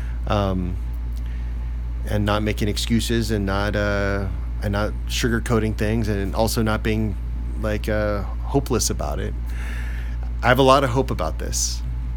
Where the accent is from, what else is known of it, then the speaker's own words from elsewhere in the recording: Bay Area, California, United States; now in Los Angeles, United States; I'm from the Bay Area originally